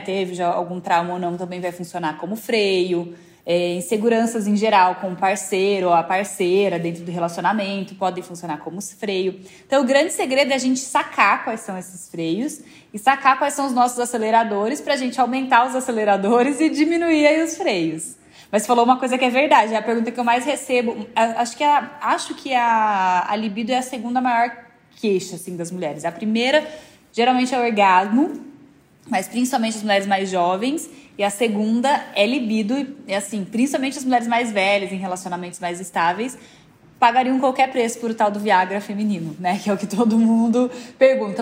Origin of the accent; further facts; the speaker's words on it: interior of São Paulo, Brazil; moved away as an adult; now in São Paulo, Brazil; Sou do interior de São Paulo.